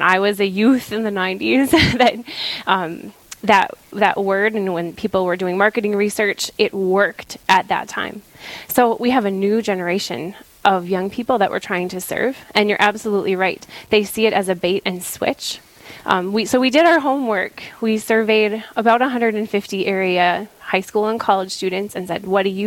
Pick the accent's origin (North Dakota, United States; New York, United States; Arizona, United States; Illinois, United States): North Dakota, United States; Mott; I'm originally from Mott, North Dakota